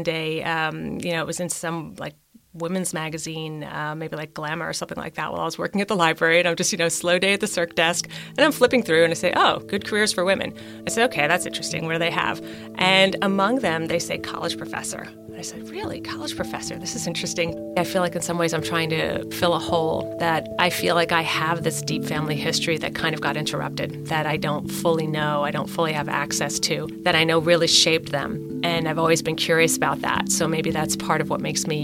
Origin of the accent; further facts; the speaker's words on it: New Jersey, United States; I grew up in Central Jersey.